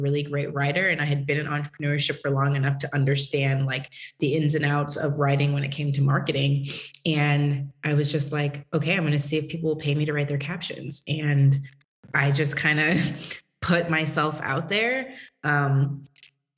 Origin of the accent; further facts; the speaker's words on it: Massachusetts, United States; moved away as an adult; also born or lived in Tennessee; So I grew up in Massachusetts. In a town, you know, nobody really knows about it, about an hour from Boston.